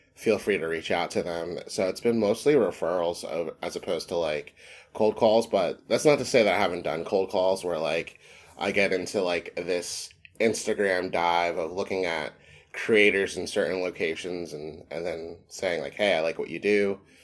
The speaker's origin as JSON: {"language": "English", "town": "Philadelphia", "region": "Pennsylvania", "country": "United States", "tie": "born or raised there", "said": "I grew up in the African-American community of Mountain Area in Philadelphia"}